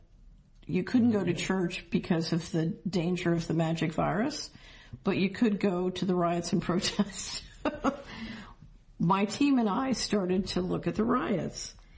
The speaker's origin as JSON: {"language": "English", "town": "Philadelphia", "region": "Pennsylvania", "country": "United States", "tie": "born or raised there", "said": "I grew up in Philadelphia"}